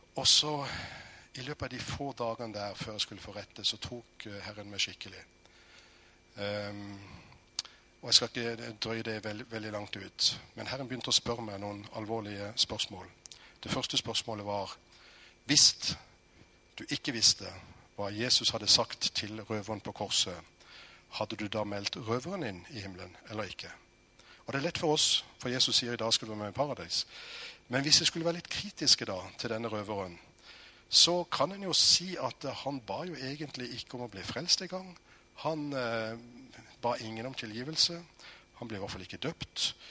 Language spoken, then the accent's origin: Norwegian; Norway; jeg er født i Norge